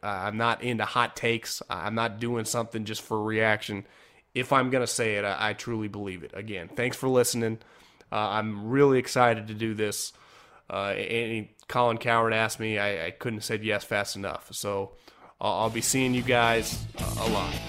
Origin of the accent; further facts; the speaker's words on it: Northern California, United States; moved away as an adult; also born or lived in Philadelphia; born and raised in Northern California